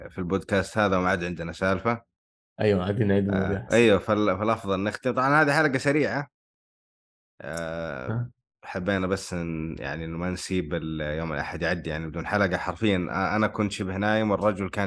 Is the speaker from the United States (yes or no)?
yes; New York, United States; born there; ولدت في ضواحي نيويورك